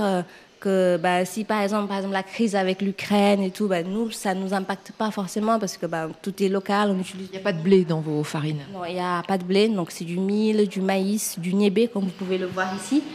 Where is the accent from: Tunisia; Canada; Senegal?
Senegal; moved away as an adult; now in France; quand j'ai quitté le Sénégal, j'étais très jeune